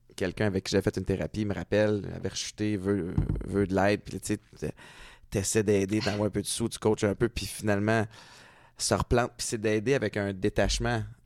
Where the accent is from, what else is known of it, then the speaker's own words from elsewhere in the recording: Montreal, Quebec, Canada; moved away as an adult; also born or lived in Connecticut / New Hampshire / New York / Toronto; j'ai grandi à Montréal